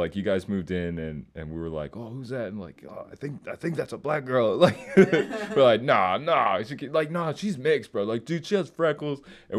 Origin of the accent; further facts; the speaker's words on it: Palmdale, California, United States; moved away as an adult; also born or lived in Leander, Texas / Cedar Park, Texas; now in Texas, United States; I'm from Palmdale, California.